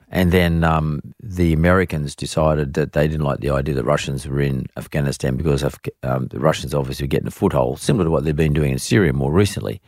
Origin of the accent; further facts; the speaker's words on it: Australia; we're Australian